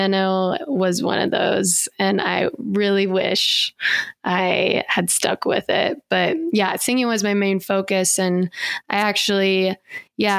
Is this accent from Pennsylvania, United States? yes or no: no; outside of Seattle, Washington, United States; now in Fort Collins, United States; I grew up outside of Seattle, Washington.